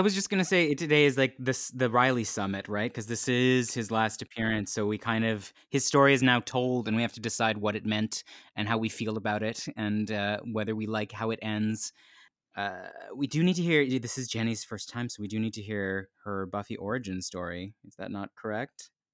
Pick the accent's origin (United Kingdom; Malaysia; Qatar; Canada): Canada; I'm Canadian